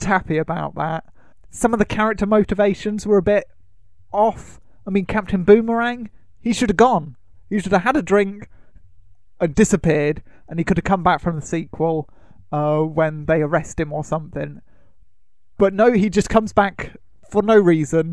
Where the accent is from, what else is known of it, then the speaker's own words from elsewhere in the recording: United Kingdom; we are British and we love tea